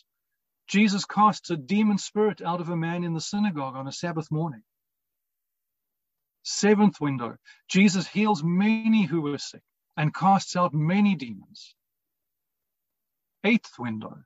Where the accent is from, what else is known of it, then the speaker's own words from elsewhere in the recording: Cape Town, Western Cape, South Africa; St. Michael's in Rondebosch in Cape Town was where my family and I attended. It wasn't far from home, and I was there at least three times a week